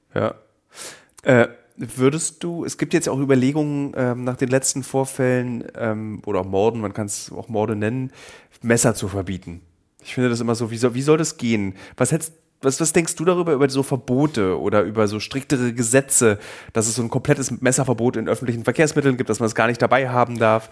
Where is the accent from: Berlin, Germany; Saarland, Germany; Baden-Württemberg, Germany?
Berlin, Germany; als Berliner Teenager